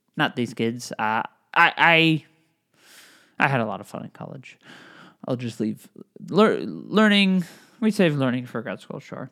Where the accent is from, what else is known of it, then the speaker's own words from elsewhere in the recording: Connecticut, United States; I grew up in Connecticut, right outside New York City